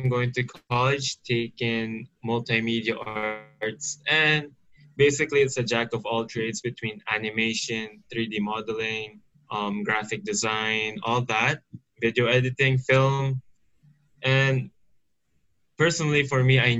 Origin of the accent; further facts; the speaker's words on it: Philippines; also born or lived in Saudi Arabia; now in Yanbu, Saudi Arabia; Saudi my whole life, I've made no friends in the Philippines, you know, so I was like a stranger to my home country.